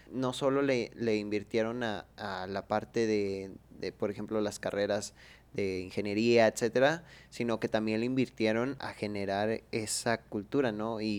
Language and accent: Spanish; Mexico; moved away; Sí, hombre, somos mexicanos.